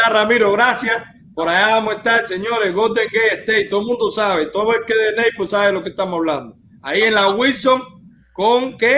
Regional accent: Morón, Ciego de Ávila, Cuba; Yo soy de Morón.

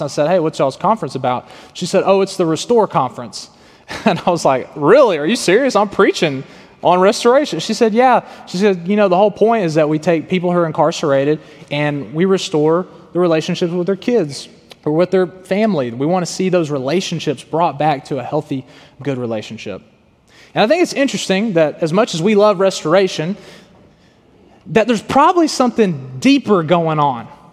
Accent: Tyler, Texas, United States; moved away as an adult; also born or lived in Arkansas; I was born in Tyler, Texas, and faith, family, and football were some of my you know biggest priorities.

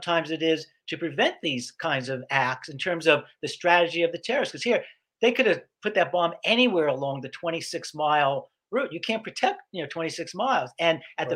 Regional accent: New York City, New York, United States; I grew up in Brooklyn, and I went to Midwood High School, which was like in the Flatbush area of Brooklyn

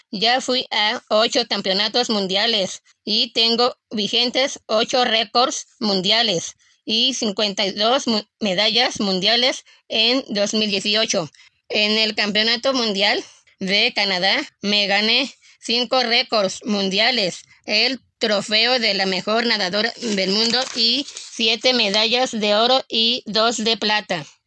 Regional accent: Mexico; Yo soy muy orgullosa de ser mexicana

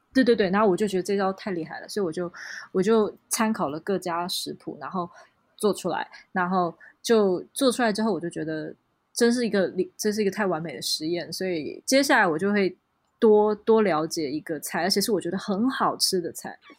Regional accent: Taiwan; 我是台湾人

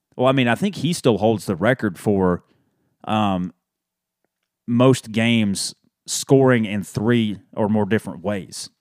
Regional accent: Dalton, Georgia, United States; a head coach at Dalton High School in my hometown

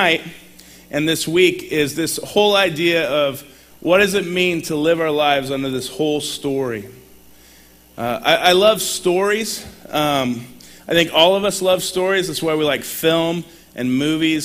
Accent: California, United States; moved away as an adult; also born or lived in Sacramento, California / La Grande, Oregon; now in Portland, United States; I moved to LeGrand after I grew up in California.

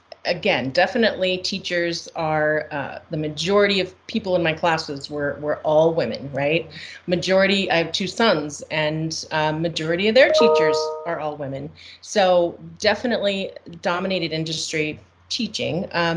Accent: Costa Rica; I grew up in Costa Rica in Central America, so I'm bilingual.

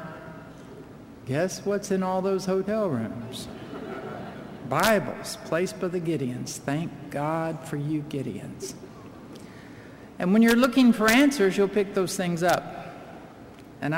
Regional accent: Oklahoma City, Oklahoma, United States; moved away; also born or lived in Florida; I left Florida, went back to my hometown of Oklahoma City

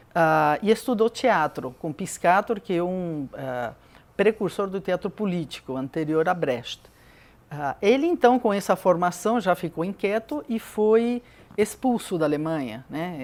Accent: Peru; moved away as an adult; now in Brazil; nasci no Peru

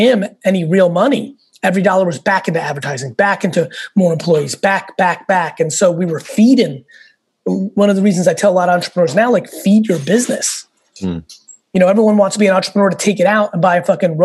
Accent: New York, United States; also born or lived in Russia / Soviet Union; I came to this country with nothing. I was born in Russia, lived in a studio in Queens with like 8 family members

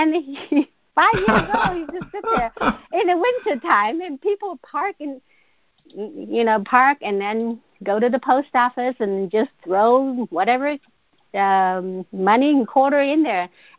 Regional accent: China; I was born and raised in China

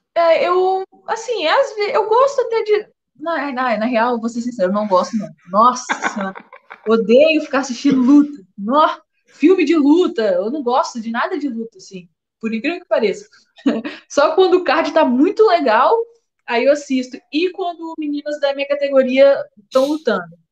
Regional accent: Vila Velha, Espírito Santo, Brazil; lá na minha cidade, em Vila Velha

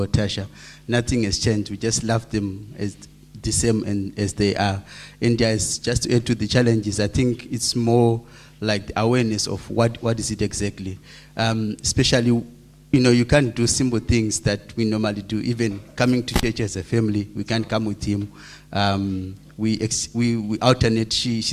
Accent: Zimbabwe; moved away; we are from Zim and like 3,000 kilometers away from home

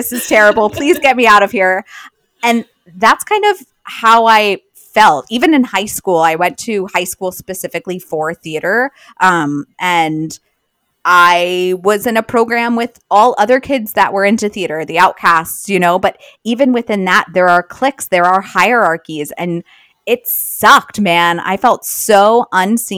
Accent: Long Island, New York, United States; I grew up on Long Island

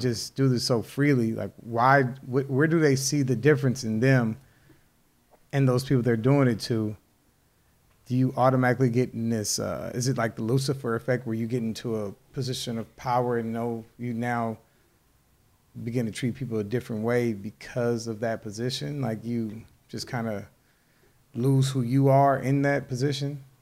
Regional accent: United States

